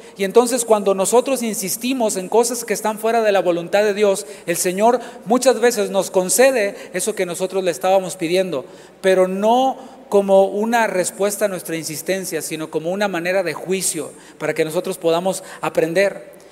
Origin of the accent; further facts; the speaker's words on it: Mexico; now in Houston, United States; Del país de donde, de donde vengo, esto se acostumbra mucho tengo mucho que no vivo acá en, México